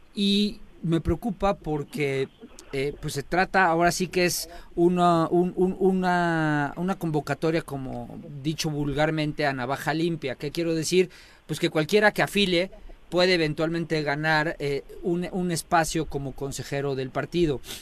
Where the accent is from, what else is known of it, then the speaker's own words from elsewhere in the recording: Tetecala, Morelos, Mexico; en mi pueblo de Tecala